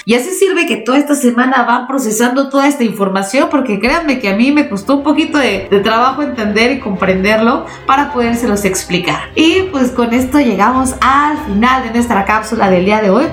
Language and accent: Spanish; Mexico; nosotros mismos como mexicanos